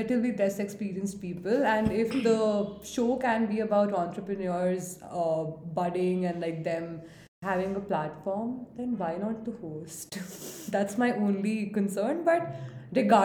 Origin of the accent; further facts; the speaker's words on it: India; as an Indian audience